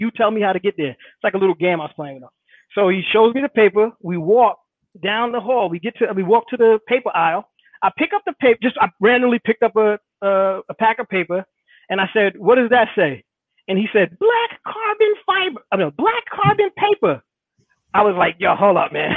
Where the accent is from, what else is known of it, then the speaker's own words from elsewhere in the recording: Hackensack, New Jersey, United States; I grew up in Hackensack, New Jersey